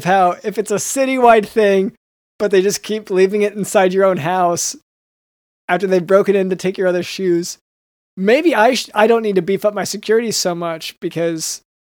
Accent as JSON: {"language": "English", "country": "United States", "said": "I'm full-on American, you know?"}